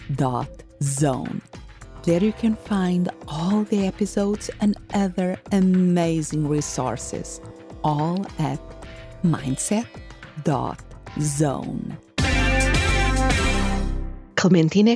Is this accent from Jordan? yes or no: no; Portugal; moved away as an adult; also born or lived in England; I'm originally from Portugal, and I went to study abroad in England